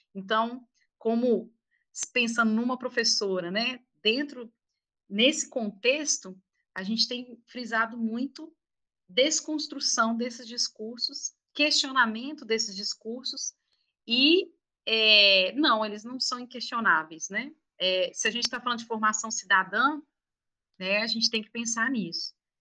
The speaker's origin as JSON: {"language": "Portuguese", "region": "Minas Gerais", "country": "Brazil", "said": "mineiros, né? Mineiros moradores de Minas Gerais"}